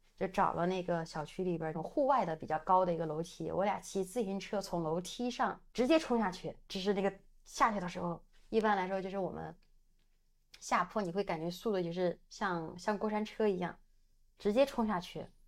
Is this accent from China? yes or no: yes; Sichuan, China; accent: Sichuanese; 我们四川话里边叫 娘娘